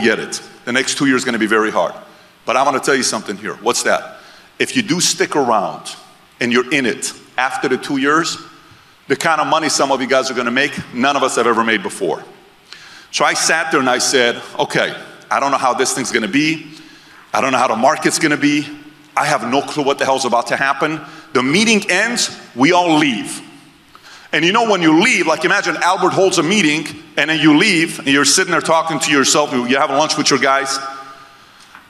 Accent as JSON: {"language": "English", "country": "Iran", "tie": "born or raised there", "moved": "yes", "lives_now": "United States", "said": "Born and raised in Iran"}